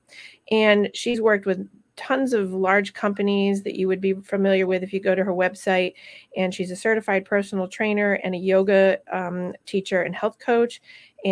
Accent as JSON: {"language": "English", "town": "Rutland", "region": "Vermont", "country": "United States", "tie": "born or raised there", "said": "my hometown and her hometown together in Rutland, Vermont. That's where we grew up together."}